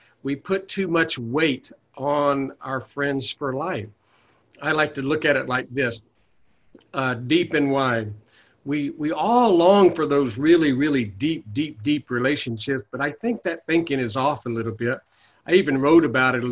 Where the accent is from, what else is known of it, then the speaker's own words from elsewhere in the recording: the Bible Belt, United States; now in Oakland area, United States; I was raised in the Bible Belt